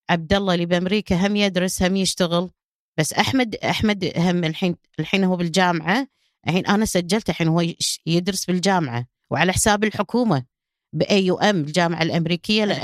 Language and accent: Arabic; Kuwait; قلت له ما أدفع ولا فلس أنا كويتية